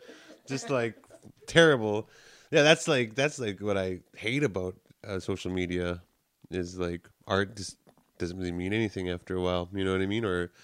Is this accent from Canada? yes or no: yes; Muskoka, Ontario, Canada; I'm from Muskoka.